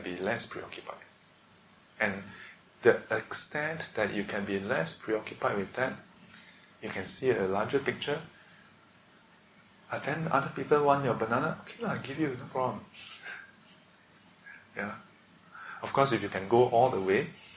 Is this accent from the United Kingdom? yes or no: no; Singapore; we are born as a Singaporean